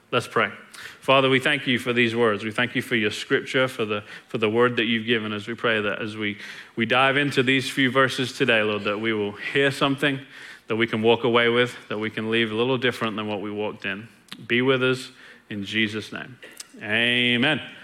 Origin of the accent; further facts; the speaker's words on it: England, United Kingdom; now in Longview, United States; was born and raised in England, and I've been in Longview for 20 years